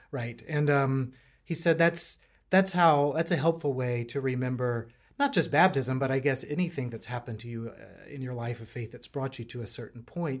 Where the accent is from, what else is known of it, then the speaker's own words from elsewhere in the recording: North Carolina, United States; moved away as an adult; now in Richmond, United States; I am a North Carolinian, uh, so I'm a little bit in, still in, in, uh, different territory here in Virginia. I grew up in North